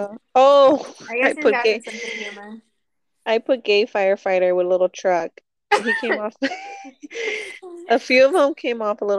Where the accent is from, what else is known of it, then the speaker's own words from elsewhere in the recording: Florida, United States; now in Los Angeles, United States; We're all from Florida.